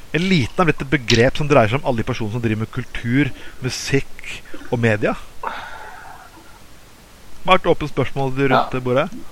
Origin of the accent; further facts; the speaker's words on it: Skien, Telemark, Norway; now in Bergen, Norway; jeg kommer fra Skien. og som hadde stor papirindustri tidligere